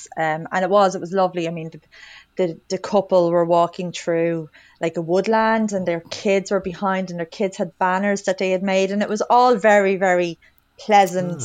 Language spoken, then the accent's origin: English; County Wicklow, Ireland; I'm from Wicklow, so I grew up, you know, not too far away from Glendalough